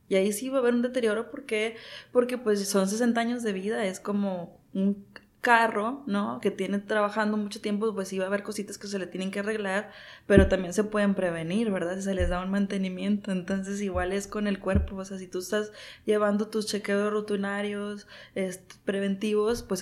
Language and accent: Spanish; Mexico; y que pues ya ni modo soy mexicano, ¿verdad? Y mi herencia me hizo gordito.